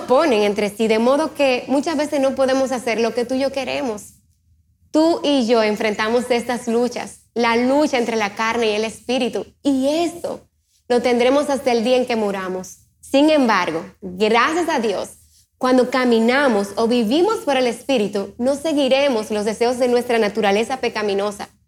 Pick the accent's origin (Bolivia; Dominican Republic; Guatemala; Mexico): Dominican Republic; soy de la República Dominicana, asisto a la IBI y me encanta trabajar con los jóvenes